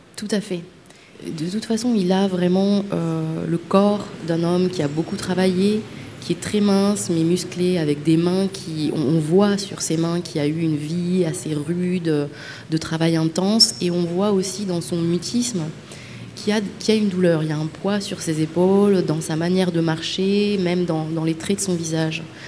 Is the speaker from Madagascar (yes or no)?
yes; Madagascar; je viens de Madagascar